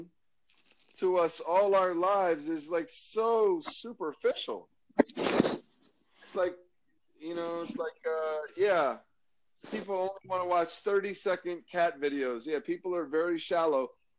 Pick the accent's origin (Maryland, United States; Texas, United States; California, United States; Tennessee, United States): Maryland, United States; I'm from Maryland in the United States of America